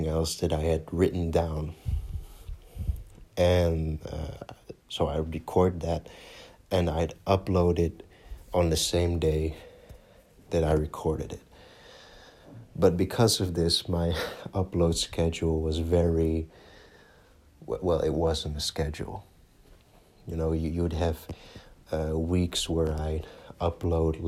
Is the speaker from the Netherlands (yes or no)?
yes; Netherlands; English is a second language; I'm from the Netherlands. If my accent didn't give it away, great. But I'm born and raised in Holland